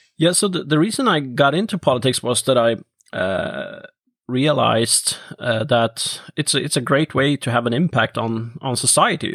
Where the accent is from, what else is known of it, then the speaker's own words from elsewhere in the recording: Norrköping, Östergötland, Sweden; my hometown Norrköping